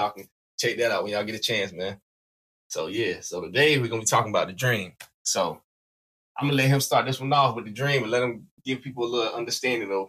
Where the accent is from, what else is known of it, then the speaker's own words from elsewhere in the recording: South Carolina, United States; Y'all don't know. I'm from South Carolina.